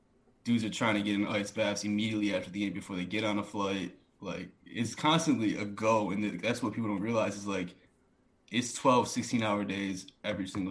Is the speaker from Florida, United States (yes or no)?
no; Utica, New York, United States; moved away; growing up in Utica, New York